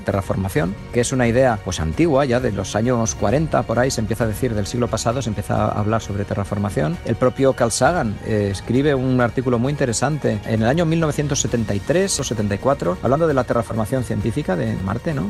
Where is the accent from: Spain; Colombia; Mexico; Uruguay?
Spain; Burgos, Castile and León; yo soy de Burgos y, paseo muchas veces por Atapuerca